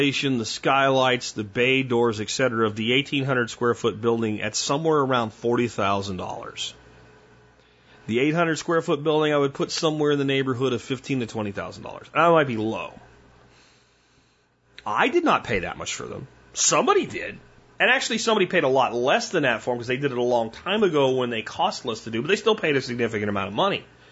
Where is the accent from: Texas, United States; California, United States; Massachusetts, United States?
Texas, United States; Dallas; we're from the Dallas-Fort Worth area